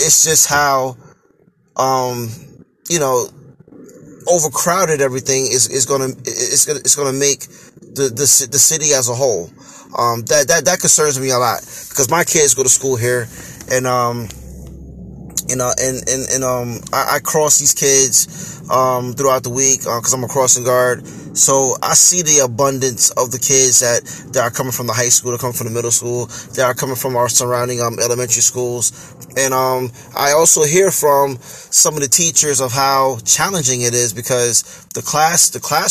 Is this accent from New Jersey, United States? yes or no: yes; Hackensack, New Jersey, United States; I was born and raised here in Hackensack, New Jersey